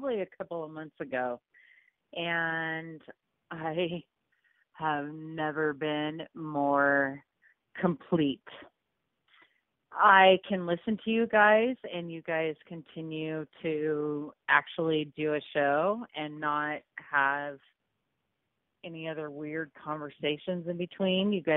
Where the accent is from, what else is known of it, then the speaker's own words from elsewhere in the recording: Colorado, United States; I come from Colorado, and that's in the United States